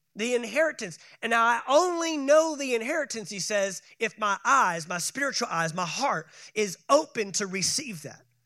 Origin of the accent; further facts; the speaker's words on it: Texas, United States; moved away; my home state of Texas